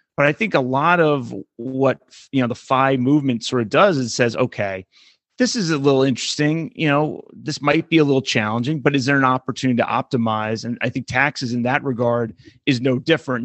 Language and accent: English; California, United States; my home state of California